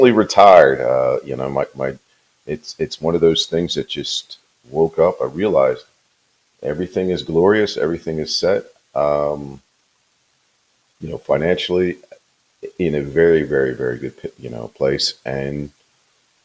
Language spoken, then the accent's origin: English; New Castle County, Delaware, United States; moved away as an adult; also born or lived in Ocean City, Maryland; now in Georgia, United States; I'm originally, you know, from Newcastle County, Delaware, and served there as a police officer